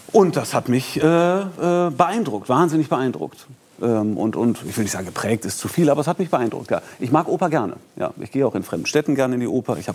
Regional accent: Bonn, North Rhine-Westphalia, Germany; Und insbesondere zur, zur Bonner Zeit sozusagen, ich bin ja in Bonn groß geworden

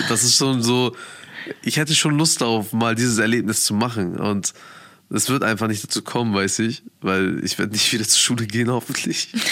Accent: Bremen, Germany; Bremen ist meine Heimat. Ich bin hier geboren, ich bin hier groß geworden und ich lebe hier

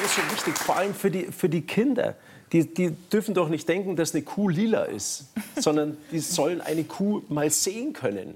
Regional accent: Garmisch-Partenkirchen, Bavaria, Germany; bei uns in Garmisch-Partenkirchen

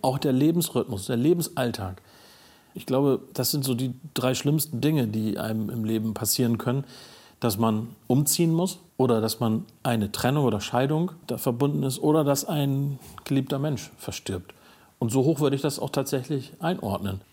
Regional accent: Stade area, Lower Saxony, Germany; also born or lived in Bunde, East Frisia; in eine WG im Raum Stade gezogen, sozusagen wieder zurückgesiedelt mehr in meine Heimat.

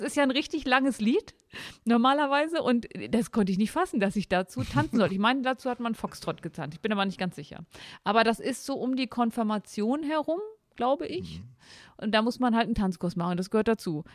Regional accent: near Osterode am Harz / Seesen, Harz edge, Lower Saxony, Germany; ich komme aus dem Harz. Ich komme aus der Nähe von Osterode-Sesen, also dem Harzrand

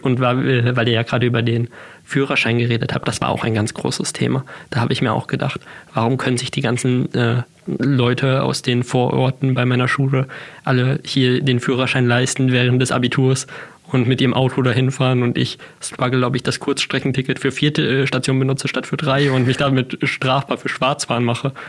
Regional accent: Hamburg, Germany; Ich bin äh, damals in Hamburg geboren, relativ schnell haben sich meine Eltern dann getrennt. Ich bin dann äh, eine Zeit lang bei meinem Vater, eine Zeit lang bei meiner Mutter aufgewachsen

